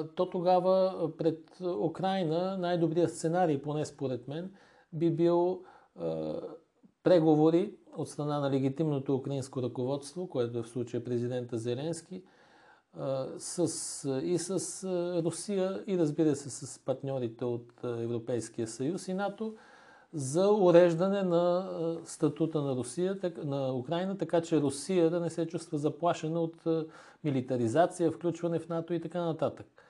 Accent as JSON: {"language": "Bulgarian", "country": "Bulgaria", "said": "аз лично като български гражданин"}